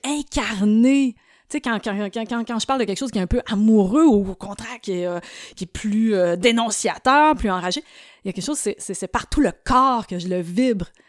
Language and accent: French; Trois-Pistoles, Quebec, Canada; also born or lived in Montreal; ça commence à Montréal avec une naissance, mais ça l'a vite pris une tangente un plus campagnarde parce que j'ai grandi à Trois Pistoles